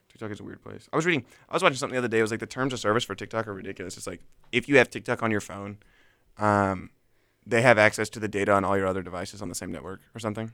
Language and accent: English; Mobile, Alabama, United States; moved away as an adult; now in Auburn, United States; I was born and raised Mobile